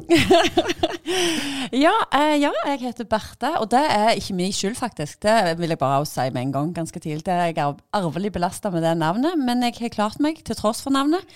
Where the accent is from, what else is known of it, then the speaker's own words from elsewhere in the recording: Bryne, Rogaland, Norway; jeg er gymlærer fra Bryne